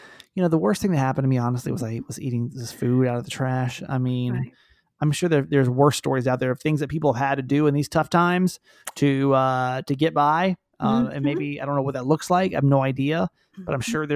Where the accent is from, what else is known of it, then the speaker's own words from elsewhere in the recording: Norcross, Georgia, United States; I'm from Georgia, this little town called Norcross, Georgia